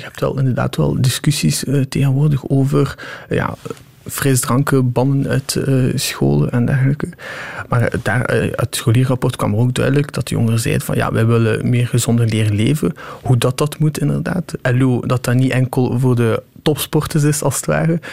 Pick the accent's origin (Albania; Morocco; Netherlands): Albania; Shkodër, Shkodër County; now in Ghent, Belgium; ik kom uit Skodra